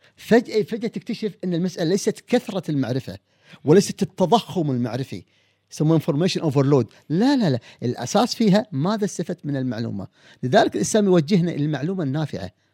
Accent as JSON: {"language": "Arabic", "country": "Kuwait", "said": "عندنا في الكويت"}